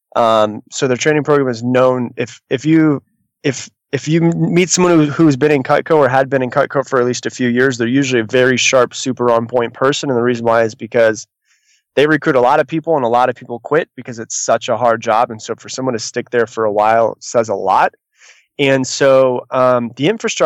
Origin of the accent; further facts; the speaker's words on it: Florida, United States; I'm from Florida.